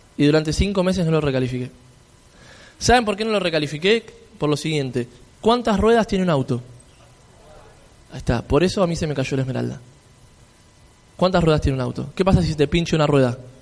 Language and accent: Spanish; Argentina; yo si vengo desde Argentina